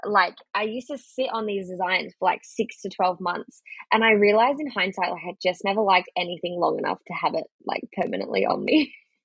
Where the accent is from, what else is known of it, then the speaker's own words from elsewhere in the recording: Australia; I'm Australian. What of it?